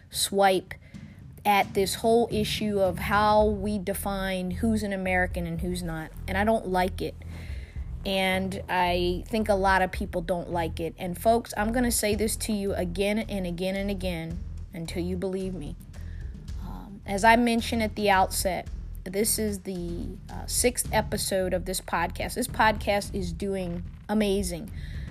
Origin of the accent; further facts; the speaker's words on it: Munich, Bavaria, Germany; born there; If you've been following me and you do a simple Google search, you know I was born in Munich, Germany. And I was born in Munich, Germany at the end of the 1960s, when my father was serving as an enlisted personnel in the United States Army.